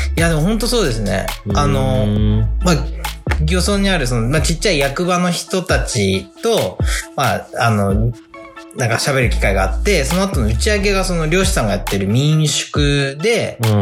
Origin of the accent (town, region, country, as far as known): Akita, Japan; born or raised there; moved away